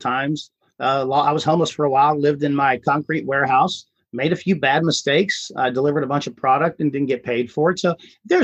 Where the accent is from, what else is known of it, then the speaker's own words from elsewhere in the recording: Ohio, United States; moved away as an adult; now in Houston, United States; I was born and raised in Ohio